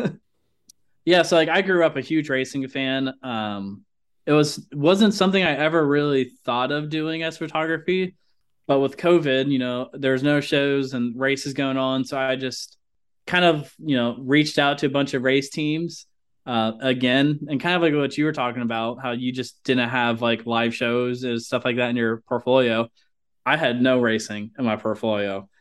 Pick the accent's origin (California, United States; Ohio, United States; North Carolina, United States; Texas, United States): Ohio, United States; moved away; I'm originally from Ohio